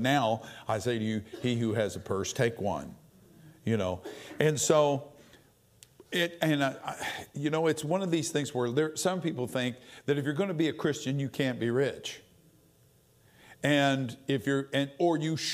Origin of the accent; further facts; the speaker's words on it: Oklahoma, United States; I'm from Oklahoma